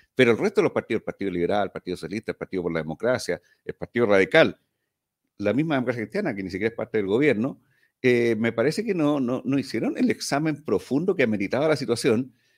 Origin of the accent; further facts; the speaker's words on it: Valparaíso, Chile; en Valparaíso, yo soy porteño